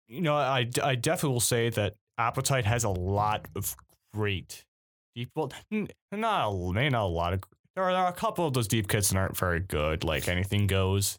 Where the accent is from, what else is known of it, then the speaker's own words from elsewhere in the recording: Cleveland, Ohio, United States; I'm from Ohio, the Cleveland area